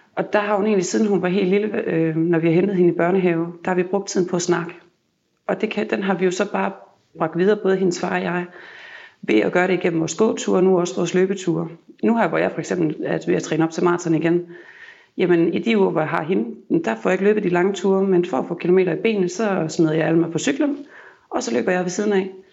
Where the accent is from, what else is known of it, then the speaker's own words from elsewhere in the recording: Jutland, Denmark; now in Copenhagen, Denmark; jeg kommer fra Jylland af